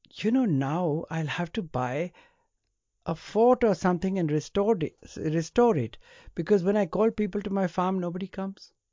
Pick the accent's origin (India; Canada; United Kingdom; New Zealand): India; I was born in India